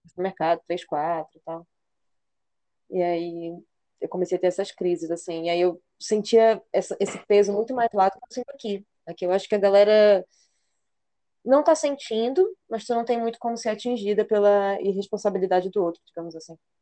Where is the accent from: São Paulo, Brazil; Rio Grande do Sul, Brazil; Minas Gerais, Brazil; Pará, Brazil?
Pará, Brazil; Belém; moved away as an adult; also born or lived in Porto; now in Maranhão, Brazil; eu também, belenense